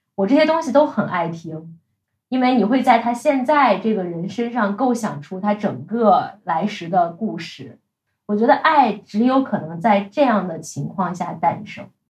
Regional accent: Shandong, China; moved away as an adult; 一定要从山东考出去

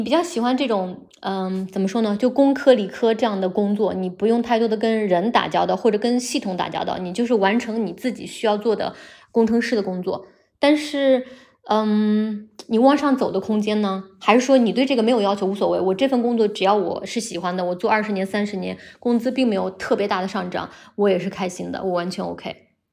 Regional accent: Henan, China; moved away as an adult; also born or lived in Beijing / Shanghai / Hong Kong; now in Rome, Italy; 我老家在河南嘛，从北京回来

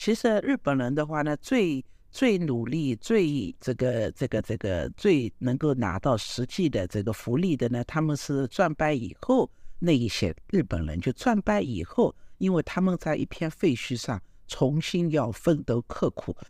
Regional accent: China; 那可能我们中国人更适合叫随机应变、灵活机动，然后优先顺序。

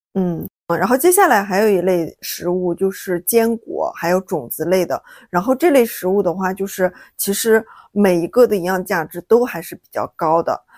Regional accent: Shaanxi, China; now in Hangzhou, China; 我老家是陕西嘛，然后我们那边就是挺喜欢吃蒜的

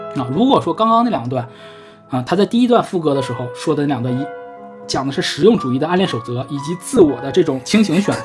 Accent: Northeast China, China; accent: Northeastern; 我们东北话

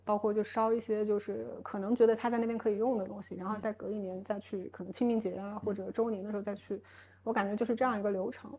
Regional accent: Hubei, China; 我是湖北人

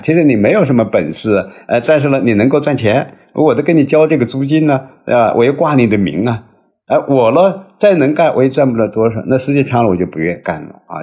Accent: China; 我们中国人

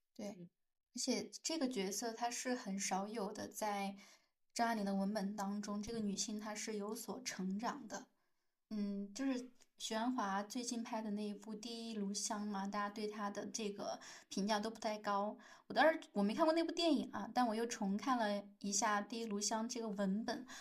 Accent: China; 在我们大陆这边

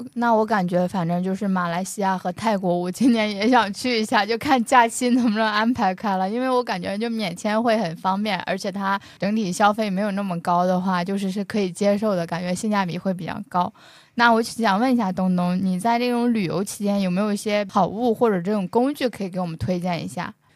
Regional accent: northern China, China; 我作为北方人

